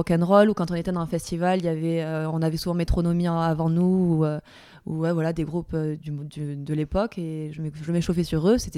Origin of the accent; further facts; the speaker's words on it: Perpignan, Occitania, France; accent: southern; also born or lived in Paris; 31 ans et je viens de Perpignan, dans le sud de la France.